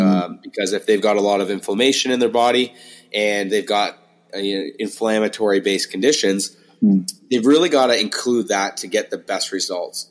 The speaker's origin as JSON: {"language": "English", "town": "St. Thomas", "region": "Ontario", "country": "Canada", "tie": "born or raised there", "lives_now": "Toronto, Canada", "said": "I'm not from Toronto originally. Uh, I grew up in a town called St. Thomas, about three hours south."}